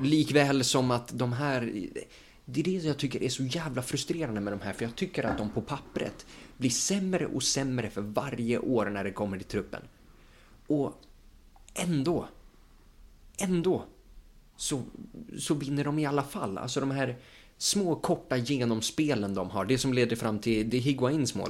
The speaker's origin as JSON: {"language": "Swedish", "country": "Sweden", "said": "vi som, liksom, som svenskar"}